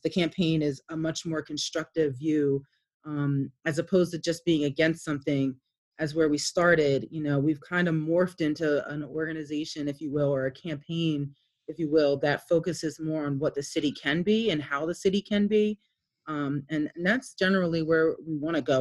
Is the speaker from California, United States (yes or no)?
no; Wilmington, Delaware, United States; I grew up here in Wilmington, uh, of all over Wilmington. I was one of those kids that moved all the time